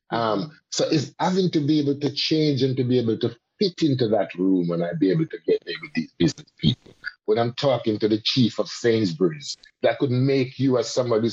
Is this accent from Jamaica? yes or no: yes; Jamaica; a Jamaican and as a Caribbean person and as a Rasta man